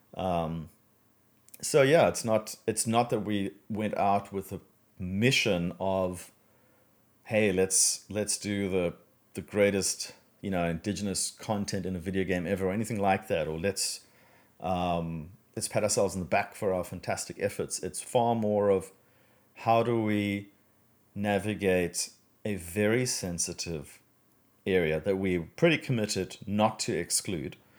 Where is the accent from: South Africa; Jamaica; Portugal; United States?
South Africa; moved away as an adult; now in Australia; I'm originally from South Africa.